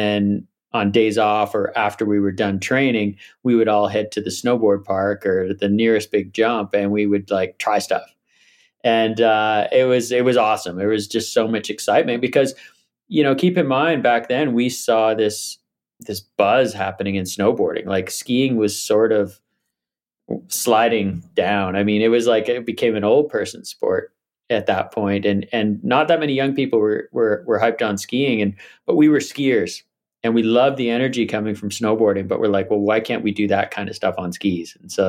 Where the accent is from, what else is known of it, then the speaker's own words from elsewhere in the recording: Vancouver Island, British Columbia, Canada; also born or lived in Whistler; I grew up on Vancouver Island, so Mount Washington was our sort of only ski area.